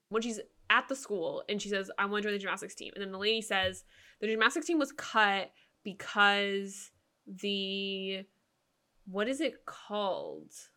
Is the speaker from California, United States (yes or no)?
yes; San Jose, California, United States; moved away; also born or lived in Portland; growing up in San Jose, San Jose is one of the most, I, probably one of the most diverse cities